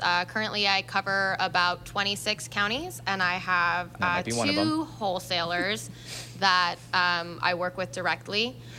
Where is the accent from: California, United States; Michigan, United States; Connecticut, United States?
Connecticut, United States; also born or lived in Jupiter, Florida; I was born in a small town called Tequesta, which is part of Jupiter, Florida. And then I grew up in Connecticut. So I have a really strong connection with both, the cold and the warm.